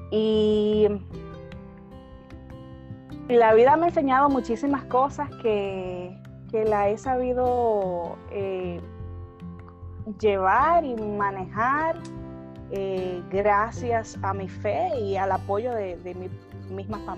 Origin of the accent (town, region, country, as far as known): Argentina